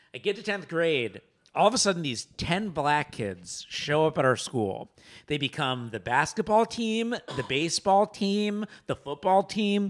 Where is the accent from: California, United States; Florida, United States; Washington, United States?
Florida, United States; Boca Raton; also born or lived in New York City; now in Los Angeles, United States; growing up in Boca Rat, as a Jew in Boca Raton